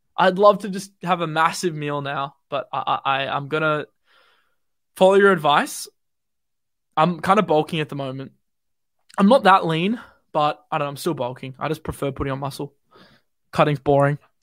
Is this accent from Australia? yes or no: yes; Australia; Bloody, bloody Aussie